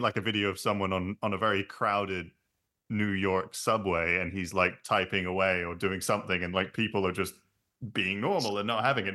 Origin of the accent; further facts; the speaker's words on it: London, United Kingdom; when we were growing up in London. I think it was the um, because we grew we grew up in Clapham